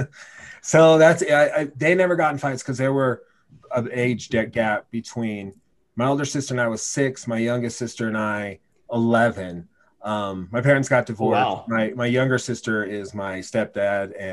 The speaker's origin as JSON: {"language": "English", "town": "Gresham", "region": "Oregon", "country": "United States", "tie": "born or raised there", "also_born_or_lived": "Laramie, Wyoming", "moved": "yes", "said": "I'm from Portland, Gresham, Oregon"}